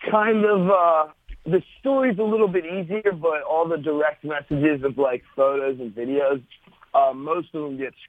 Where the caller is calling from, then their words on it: New York City, New York, United States; Right now I'm in New York City.